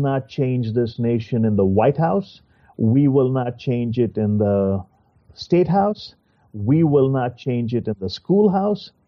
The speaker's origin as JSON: {"language": "English", "country": "India", "tie": "born or raised there", "moved": "as an adult", "lives_now": "United States", "said": "I also grew up in the same country you're talking about, and I also speak, I still have an accent"}